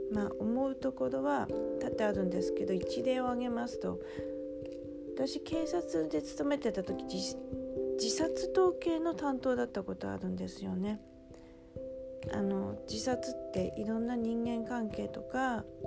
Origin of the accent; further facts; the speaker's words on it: Aomori, Japan; now in Tokyo, Japan; ずっと生まれ育った青森から出て東京に来て